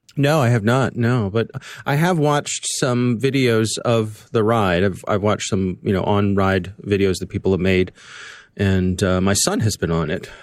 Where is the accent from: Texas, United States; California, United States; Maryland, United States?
Maryland, United States; Columbia; right here in my town, in my hometown, in Columbia, Maryland